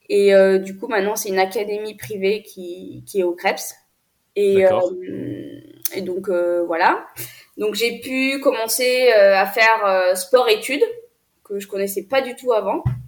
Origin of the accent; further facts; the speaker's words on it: France; also born or lived in Ethiopia; je suis née en Éthiopie, dans un orphelinat, et j'ai été adoptée à l'âge de 5 ans et demi. Donc, mes parents sont venus me chercher en Éthiopie. Euh, je suis venue en France en 2010